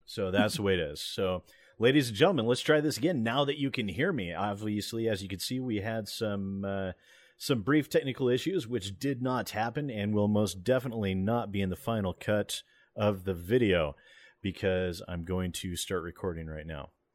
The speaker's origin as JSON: {"language": "English", "country": "United States", "said": "I'm American"}